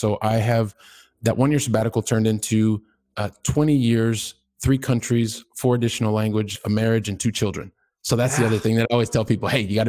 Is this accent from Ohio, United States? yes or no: yes; Ohio, United States; now in Barcelona, Spain; yes, I'm in Barcelona, Spain, but I'm a guy who started out from the Midwest. I'm from Ohio. By the time I was 12, we'd lived in like three different states, probably seven or eight different homes.